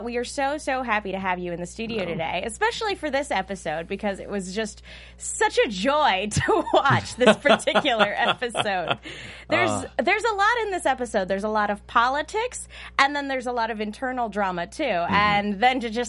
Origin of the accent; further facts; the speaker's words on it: United States; being American